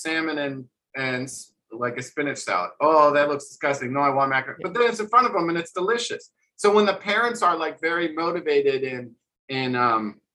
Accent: New Jersey, United States; I grew up decent in Jersey. I had a trampoline in my backyard.

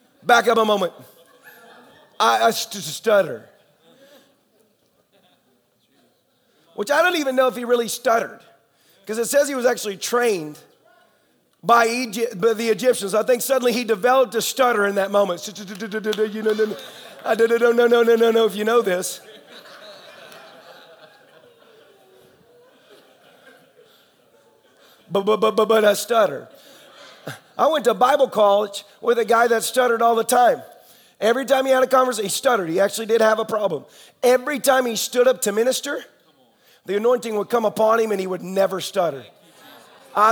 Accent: Tennessee, United States; I'm the redneck from Tennessee

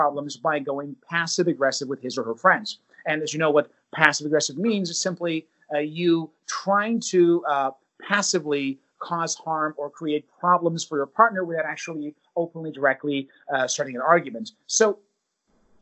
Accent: United States; I'm from the United States

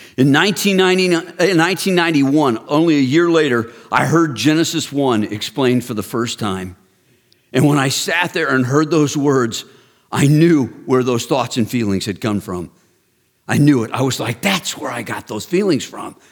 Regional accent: Texas, United States; I grew up in Texas

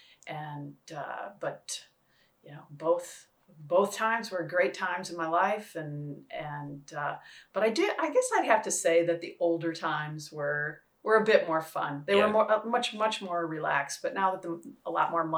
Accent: Wisconsin, United States; growing up in Wisconsin

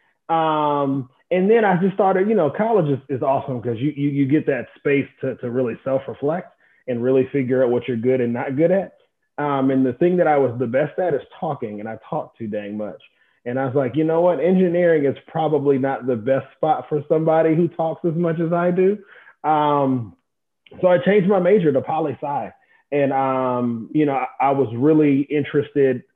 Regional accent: Augusta, Georgia, United States; I am from Augusta, Georgia, a little bit bigger than Waycross.

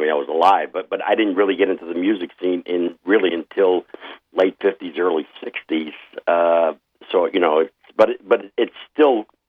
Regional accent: New York, United States; accent: Eastern; New Jersey; moved away; where are you from? I go, from New York.

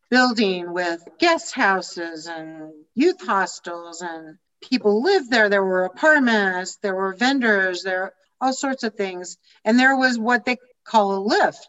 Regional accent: Denver, Colorado, United States; accent: American; moved away as an adult; also born or lived in Chicago; I'm from Denver

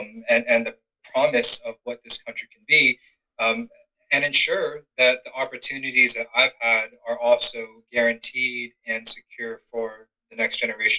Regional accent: Georgia, United States; I'm proud of my Korean heritage, but I'm born and raised in Georgia. And, you know, this is the only home that I know of.

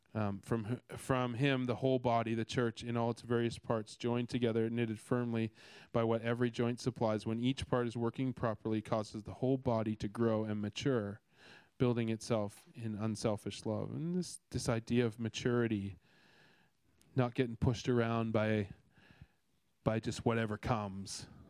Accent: Canada; now in Australia; I'm Canadian

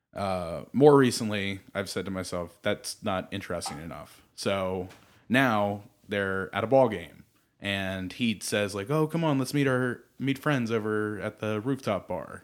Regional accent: Baltimore, Maryland, United States; moved away as an adult; now in Los Angeles, United States; I grew up in Maryland where there's not really a huge film community

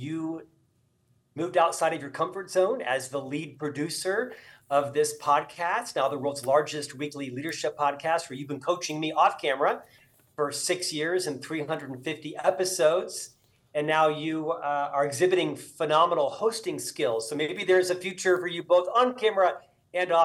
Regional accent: Central Florida, United States; moved away; Originally, I'm from Florida, born and raised in Central Florida.

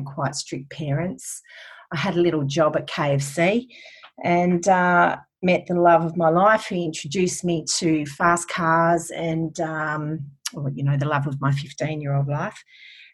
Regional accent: Western Australia, Australia; I'm a WA girl, born and bred

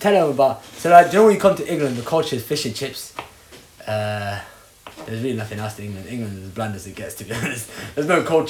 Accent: Somalia; moved away; I never knew where I was born in Somalia, yeah?

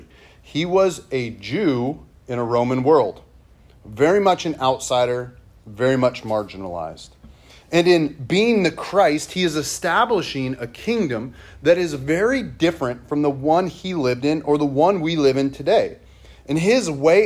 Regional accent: Monroe, United States; I'm from Monroe

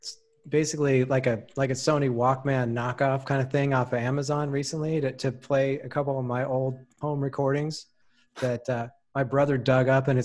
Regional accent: United States; because obviously I'm American, which means I don't speak other languages for shit.

